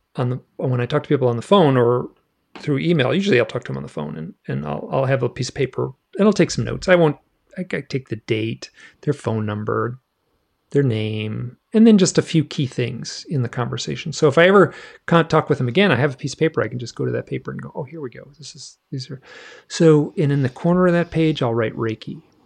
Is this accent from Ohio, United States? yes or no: no; Michigan, United States; moved away; I grew up in Michigan